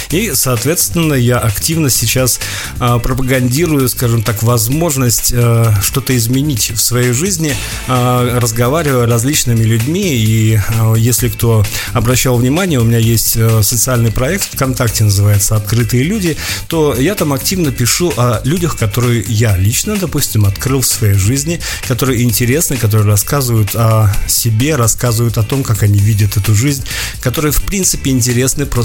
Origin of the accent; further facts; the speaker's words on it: Karaganda, Karaganda Region, Kazakhstan; Так вот, Караганда – это мой родной город. Кстати, шахтерская столица Казахстана.